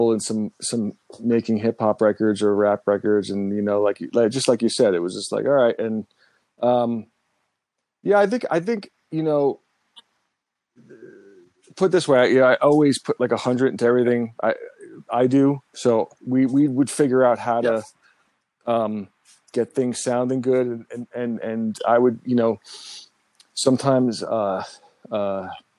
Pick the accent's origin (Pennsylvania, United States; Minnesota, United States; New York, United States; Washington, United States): New York, United States; I was born in New York and raised here